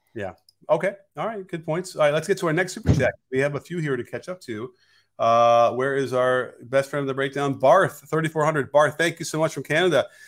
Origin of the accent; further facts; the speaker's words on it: Chicago, Illinois, United States; we're both from Chicago